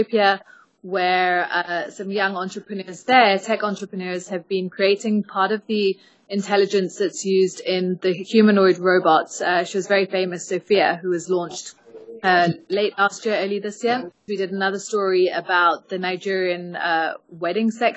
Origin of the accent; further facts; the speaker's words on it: South Africa; moved away; also born or lived in London, United Kingdom / Johannesburg, South Africa; I grew up in South Africa. My parents are from Kenya